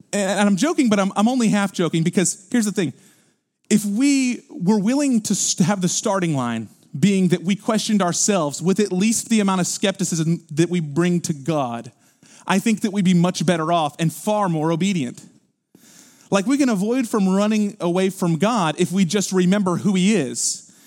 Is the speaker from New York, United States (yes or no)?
no; Houston, Texas, United States; we're from Houston